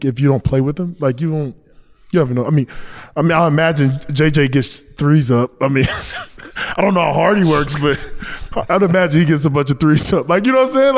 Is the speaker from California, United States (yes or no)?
no; North Carolina, United States; I'm from North Carolina